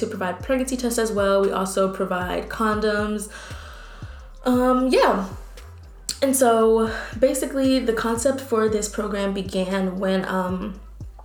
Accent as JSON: {"language": "English", "region": "Texas", "country": "United States", "moved": "as an adult", "lives_now": "New Orleans, United States", "said": "I'm from Texas"}